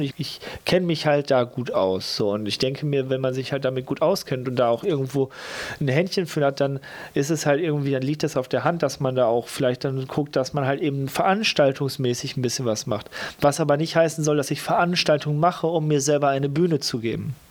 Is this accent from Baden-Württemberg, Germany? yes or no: no; Lippstadt, North Rhine-Westphalia, Germany; also born or lived in Geseke; now in Cologne, Germany; dann komme ich halt aus Lippstadt und nicht da, wo ich geboren wurde in Geseke